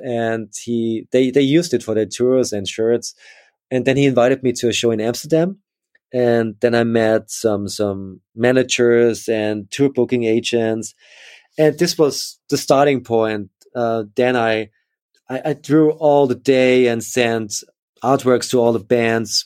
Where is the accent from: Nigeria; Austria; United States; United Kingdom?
Austria; Upper Austria; also born or lived in Linz; I grew up in, in, in Austria, in Upper Austria, in a, in a small village, uh, but then moved to Linz